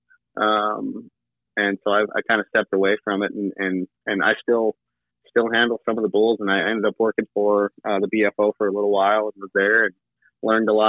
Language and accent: English; Mandan, North Dakota, United States; I'm from Mandan, North Dakota, which is where Chad Berger is from. I went to school with one of his kids and his nephews, and so I kind of grew up out there.